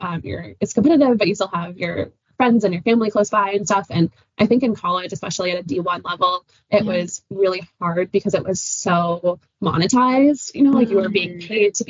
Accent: Pueblos of Taos and Laguna, New Mexico, United States; moved away as an adult; also born or lived in Syracuse, New York; I've definitely always grown up around running. I'm from the Pueblos of Taos and Laguna. So the Pueblo of Taos is northern New Mexico, and the Pueblo of Laguna is just outside of Albuquerque

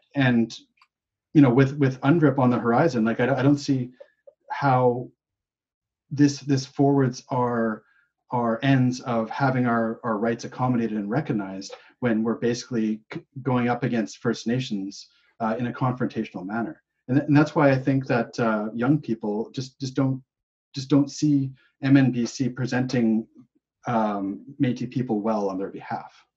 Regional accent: Winnipeg, Manitoba, Canada; now in British Columbia, Canada; I was born in in Winnipeg

